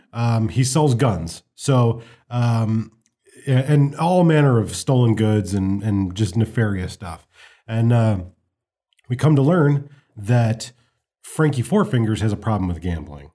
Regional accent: United States; as an American

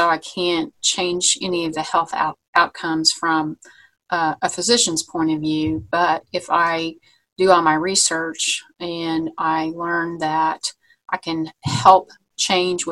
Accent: Vincennes, Indiana, United States; also born or lived in Anderson, Indiana; I moved to Anderson, Indiana from my hometown of Vincennes.

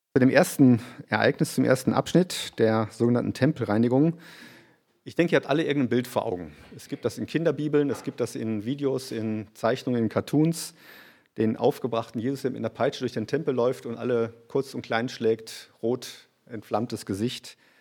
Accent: Germany; now in Graz, Austria; für uns als Deutsche

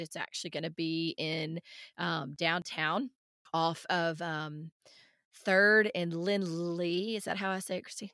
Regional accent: outside Nashville, Tennessee, United States; moved away; I grew up outside Nashville

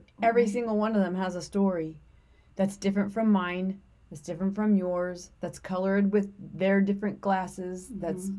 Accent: the South, United States; accent: Southern; I always feel bad when I start talking in my Southern accent.

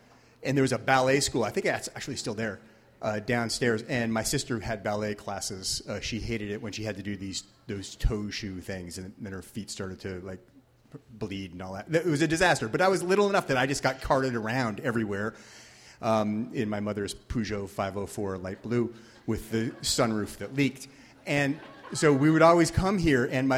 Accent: Shoreline, Washington, United States; I grew up over there in Innis Arden. And as my mother would say, we grew up on the dark side of Innis Arden, so we didn't have a view of the water or the Olympics or anything.

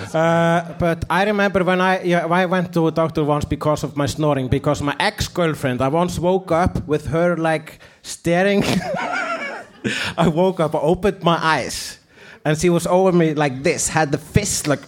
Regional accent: Iceland; English is a second language; I'm an Icelandic person

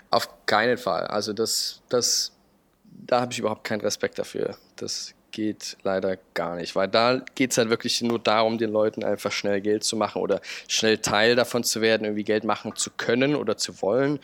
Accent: Chemnitz, Saxony, Germany; moved away; also born or lived in Berlin; ich bin in Chemnitz aufgewachsen

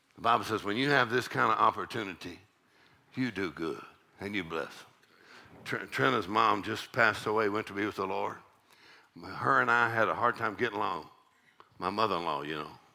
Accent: South Texas, United States; I grew up in South Texas, and it's a little town of uh, 3,000 people

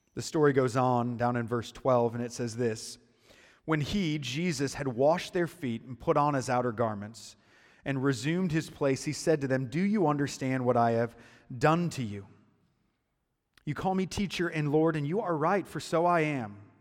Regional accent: United States; moved away as an adult; also born or lived in Chicago; I'm from Muscuda

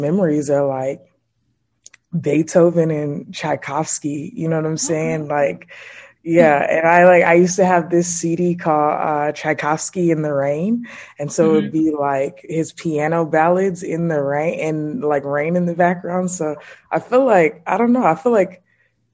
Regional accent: Atlanta, Georgia, United States; I was born on the south side of Atlanta. It's like, I'm so proud of that. Yep. Born and raised in Atlanta

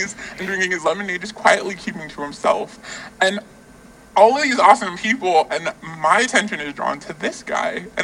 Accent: Iowa, United States; moved away; we grew up in the cornfields of Iowa.

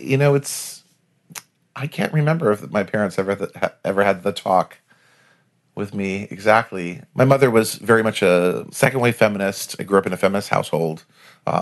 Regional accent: Providence, Rhode Island, United States; I grew up in Providence, Rhode Island, which is a wonderful little town.

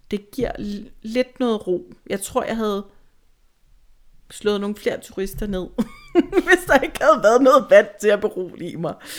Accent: Tostrup, Zealand, Denmark; also born or lived in Valby; Jeg er jo fra Sjælland i hvert fald, fra Tostrup

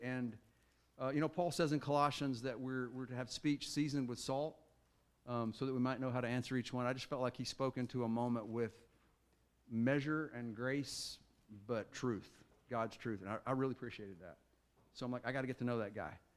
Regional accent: Arkansas, United States; a guy named James Council that I grew up with in Arkansas

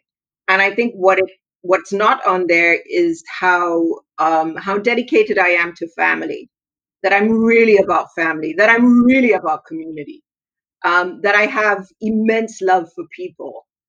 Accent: Tanzania; also born or lived in Zambia / Lesotho / Swaziland; So I grew up in Tanzania, in Zambia, in Lesotho, and actually that's where I met your mom. And then I went to school in Swaziland.

